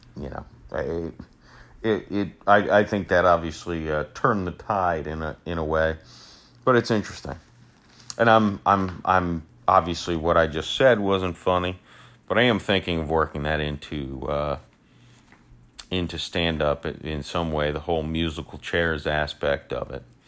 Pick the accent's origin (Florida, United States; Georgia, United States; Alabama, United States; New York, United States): Florida, United States; St. Petersburg; I'm born and raised in Saint Petersburg, Florida. Uh, I've never left